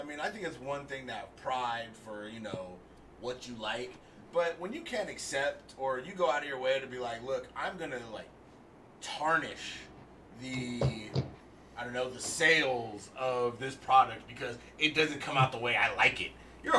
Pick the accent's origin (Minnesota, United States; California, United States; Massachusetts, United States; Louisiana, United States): Massachusetts, United States; Boston; Hey, I come to San Francisco for the clam chowder. I'm from Boston, but I'm here for the chowder.